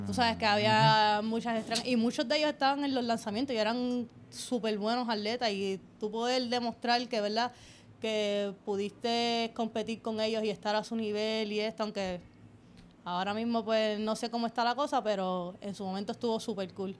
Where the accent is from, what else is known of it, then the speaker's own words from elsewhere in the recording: Toa Baja, Puerto Rico; Yo soy de Sabana Seca, toda Baja